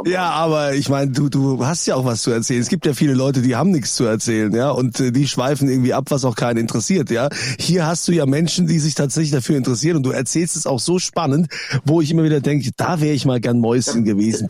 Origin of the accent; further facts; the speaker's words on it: Germany; bei uns in Deutschland